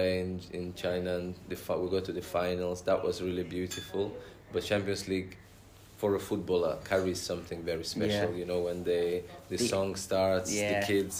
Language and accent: English; Russia; moved away; also born or lived in Nigeria; I grew up partly in Russia, Soviet Union, former Soviet Union, and partly in Nigeria.